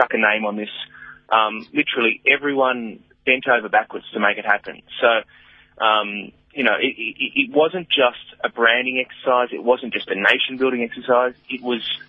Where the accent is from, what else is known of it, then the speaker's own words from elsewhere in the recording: Australia; moved away as an adult; now in South Africa; I'm from Australia, and I came to live here 6 years ago